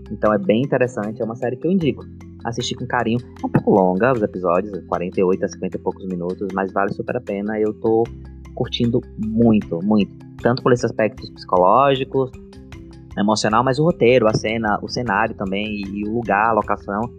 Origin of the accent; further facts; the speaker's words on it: Northeast Region, Brazil; Eu sou nordestino, então a vogal é aberta